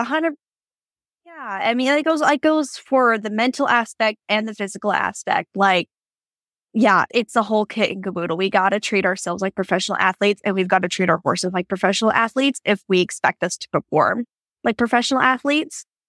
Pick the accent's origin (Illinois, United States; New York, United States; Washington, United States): Washington, United States; Yakima; moved away as an adult; I grew up in Yakima, Washington